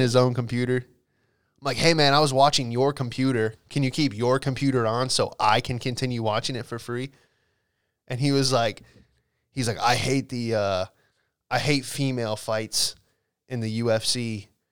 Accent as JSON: {"language": "English", "town": "Alexandria", "region": "Virginia", "country": "United States", "tie": "born or raised there", "said": "I grew up in Alexandria, Washington, D C area"}